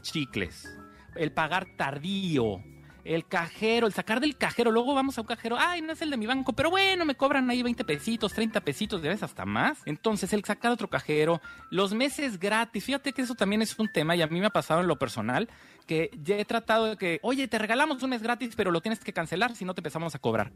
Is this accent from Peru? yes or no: no; Mexico; estoy hablando como mexicanos